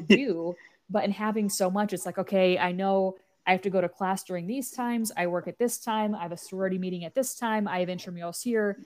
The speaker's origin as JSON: {"language": "English", "region": "Nebraska", "country": "United States", "tie": "born or raised there", "said": "I was born and raised in Nebraska"}